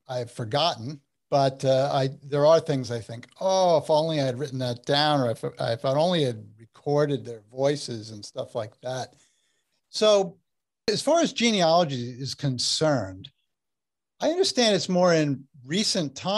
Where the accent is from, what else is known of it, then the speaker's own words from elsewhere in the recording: New Jersey, United States; you're a Jersey guy like I am